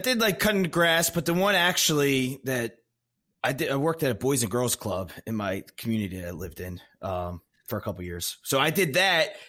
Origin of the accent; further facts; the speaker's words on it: Maryland, United States; I grew up like right on the Maryland Delaware PA